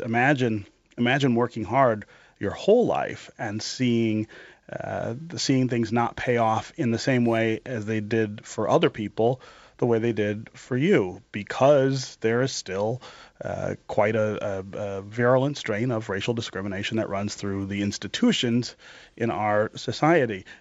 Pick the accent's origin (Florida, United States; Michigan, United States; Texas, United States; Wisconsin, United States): Michigan, United States; Detroit; also born or lived in eastern Kentucky; I've, I've, been working on a project in the neighborhood where I was born here in Detroit on the west side